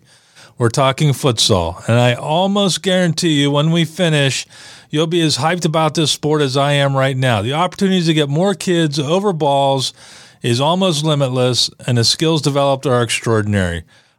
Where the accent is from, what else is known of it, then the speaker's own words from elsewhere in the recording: Western Pennsylvania, United States; moved away; I grew up in Western PA.